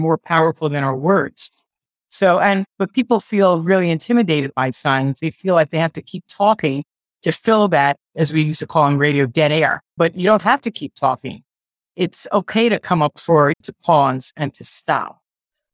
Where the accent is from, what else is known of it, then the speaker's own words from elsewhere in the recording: New Jersey, United States; also born or lived in Brooklyn, New York; I was born in Brooklyn in 1962, and then we moved to New Jersey when I was 4 years old, and I went to school